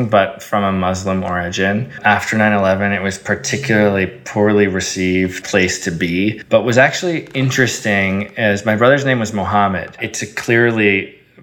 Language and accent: English; Eden Prairie, Minnesota, United States; first language Arabic; moved away; I grew up in a town in Minnesota called Eden Prairie, which is just a lovely town outside the beautiful city of Minneapolis